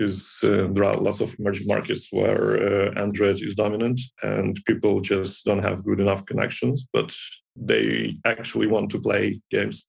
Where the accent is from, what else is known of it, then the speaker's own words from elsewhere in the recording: Ukraine; I came here from my hometown in Ukraine